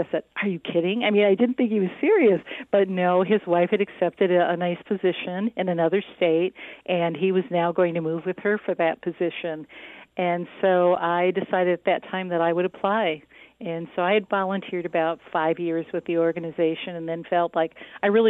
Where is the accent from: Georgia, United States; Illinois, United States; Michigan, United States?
Michigan, United States; Saginaw Township; also born or lived in California; I grew up in Saginaw Township.